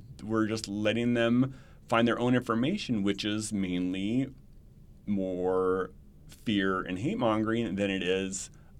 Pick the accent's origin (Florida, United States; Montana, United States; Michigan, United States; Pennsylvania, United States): Montana, United States; now in Arizona, United States; So I was in Montana. So I grew up in Montana.